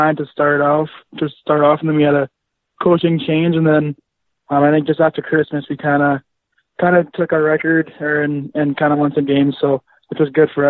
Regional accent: Yorkton, Saskatchewan, Canada; I'm from Yorkton, Saskatchewan

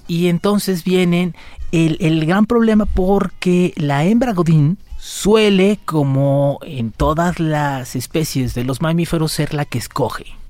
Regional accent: Mexico; Como somos los mexicanos

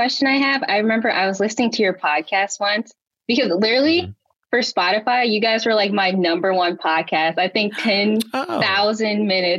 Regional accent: Illinois, United States; moved away as an adult; now in Brooklyn, United States; I am in Brooklyn right now, but I'm from Illinois. But I'm here right now for college. So I go to NYU.

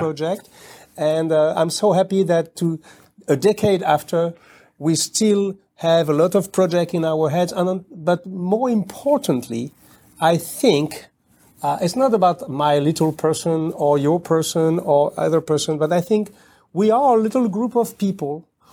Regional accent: outside of Paris, Île-de-France, France; English is a second language; I was born in Paris, but I was raised outside of Paris.

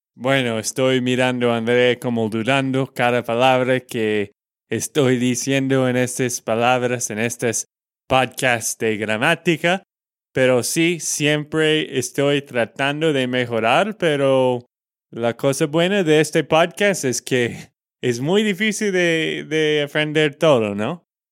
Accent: Texas, United States; de Texas, Estados Unidos

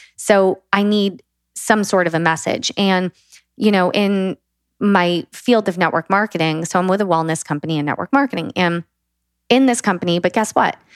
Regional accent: the South of the USA, United States; I was raised in the South of the USA

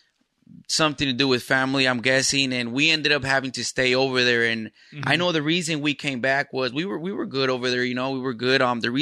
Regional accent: Burien, Washington, United States; also born or lived in Los Angeles / Mexico; When I was 2 years old, I came out here to Seattle, lived in Burien.

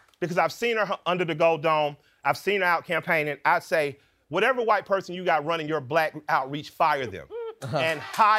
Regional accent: Atlanta, Georgia, United States; I'm from Atlanta

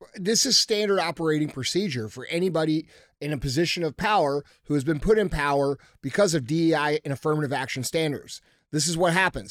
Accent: United States; we as American people

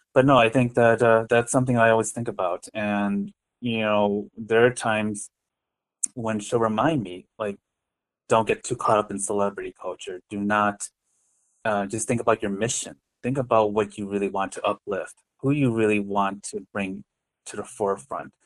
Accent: Westmont, Illinois, United States; also born or lived in Lisle, Illinois / Korea / Chicago; I grew up in the Chicagoland area. I I was born in a town, uh, Lisle, Illinois, which is like about 40 minutes west of Chicago, and I lived in Westmont starting at five years old and into my adult years

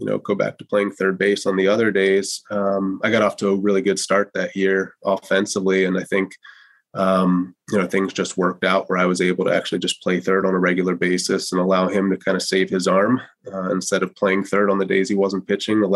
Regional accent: Wilmington, Delaware, United States; I grew up in Wilmington, Delaware, not too far away from here

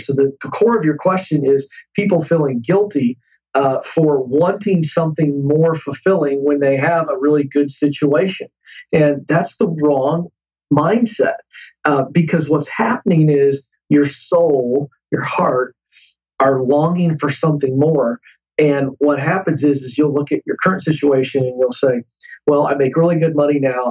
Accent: Tidewater area, east coast of Virginia, United States; now in Franklin, United States; Virginia on the coast, uh, the east coast of Virginia. There is called the Tidewater area.

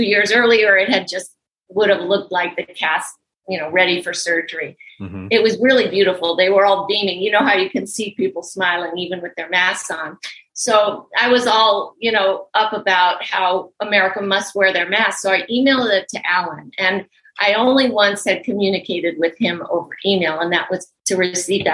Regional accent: Los Angeles, California, United States; born or raised there

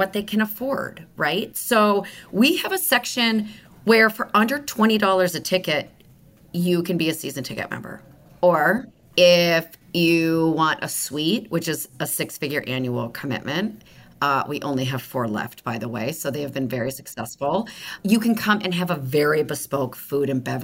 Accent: Michigan, United States; also born or lived in Los Angeles, United States; now in Kansas City, United States; I grew up in the Midwest in Michigan

